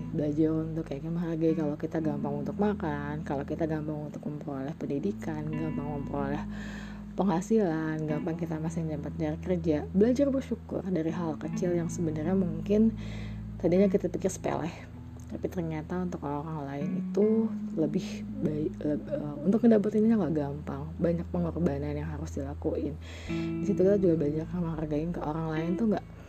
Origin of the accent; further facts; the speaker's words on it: Jakarta, Indonesia; lahir di Jakarta